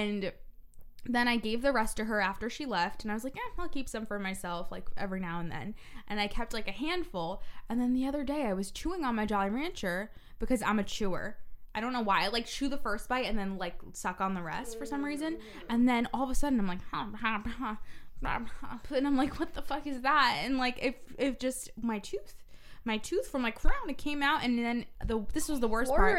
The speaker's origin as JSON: {"language": "English", "country": "Paraguay", "tie": "born or raised there", "also_born_or_lived": "Bellmore/Merrick, New York, United States", "moved": "yes", "lives_now": "United States", "said": "I grew up in Paraguay. Oh, my parents aren't from here"}